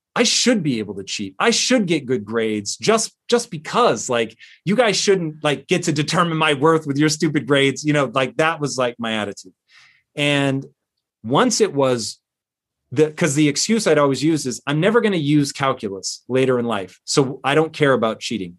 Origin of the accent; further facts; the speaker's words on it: Tacoma, Washington, United States; I grew up in Tacoma, Washington